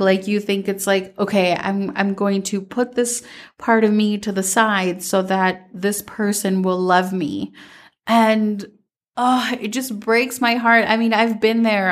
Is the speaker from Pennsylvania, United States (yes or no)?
no; Minnesota, United States; growing up in Minnesota